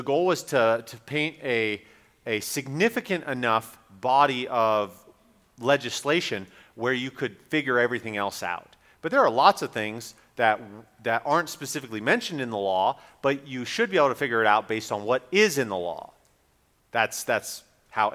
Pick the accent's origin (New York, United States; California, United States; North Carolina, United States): North Carolina, United States; Raleigh; my hometown of Raleigh